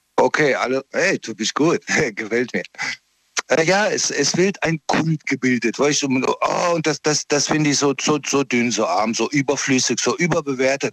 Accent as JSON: {"language": "German", "town": "Karlsruhe", "region": "Baden-Württemberg", "country": "Germany", "said": "Süden Deutschlands, äh, exakt Karlsruhe"}